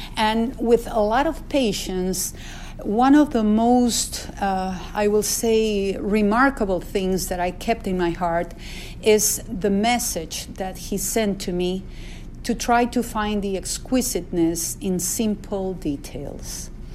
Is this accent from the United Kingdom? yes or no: no; Peru; now in United States; I was born in Peru.